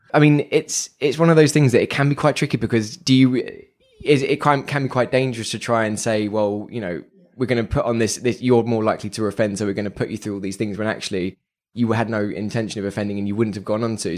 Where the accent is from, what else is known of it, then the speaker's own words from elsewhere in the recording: London, United Kingdom; being a Londoner